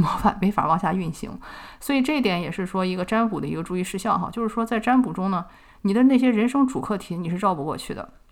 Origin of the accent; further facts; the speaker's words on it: China; 我们中国人